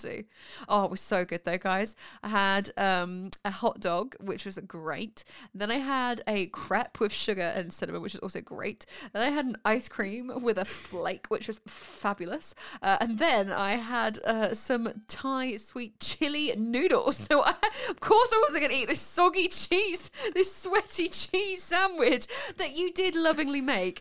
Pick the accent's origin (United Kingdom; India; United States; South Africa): United Kingdom; Winchester, South East England; we're from Winchester, which is down south